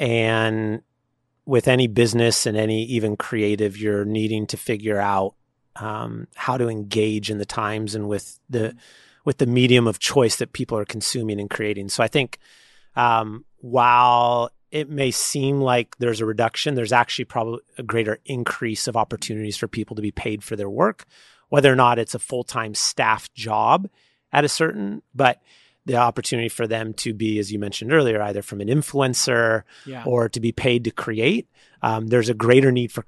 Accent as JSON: {"language": "English", "town": "San Leandro", "region": "California", "country": "United States", "tie": "born or raised there", "also_born_or_lived": "Oakland", "said": "I mean, I've born and raised in San Leandro, which is just south of Oakland, and then also Oakland."}